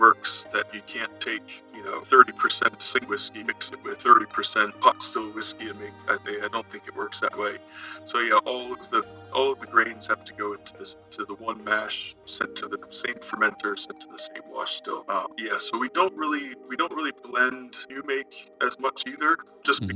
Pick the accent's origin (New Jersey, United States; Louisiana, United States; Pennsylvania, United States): Pennsylvania, United States; Gettysburg; also born or lived in Bend, Oregon; now in Ireland; I'm originally from Gettysburg, Pennsylvania